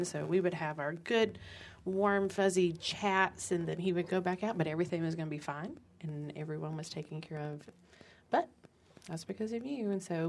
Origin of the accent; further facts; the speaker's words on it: Cordova, Alabama, United States; also born or lived in Birmingham, Alabama; I'm getting planted back in my hometown of Cordova